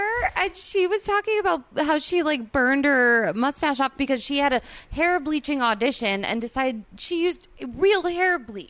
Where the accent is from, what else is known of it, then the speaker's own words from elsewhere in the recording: New Jersey, United States; now in Los Angeles, United States; I grew up in New Jersey